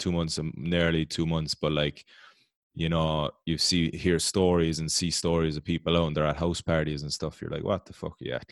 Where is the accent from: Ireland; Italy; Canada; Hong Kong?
Ireland